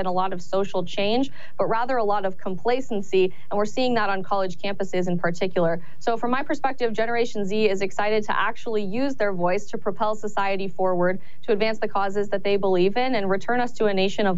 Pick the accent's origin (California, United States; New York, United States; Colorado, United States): Colorado, United States; I'm actually originally from Colorado as well, a state that has had its electorate dramatically changed due to an influx of individuals moving to Colorado and voting blue.